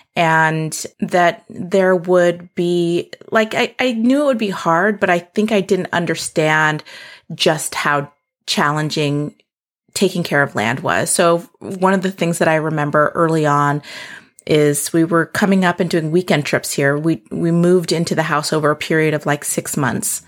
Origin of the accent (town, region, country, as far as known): South Dakota, United States; born or raised there; moved away; also born or lived in Seattle